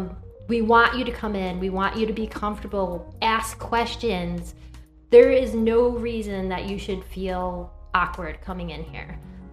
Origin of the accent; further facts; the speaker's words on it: Connecticut, United States; moved away as an adult; now in Virginia, United States; I'm a mom of three, and I'm a transplant to Virginia through military. I grew up in Connecticut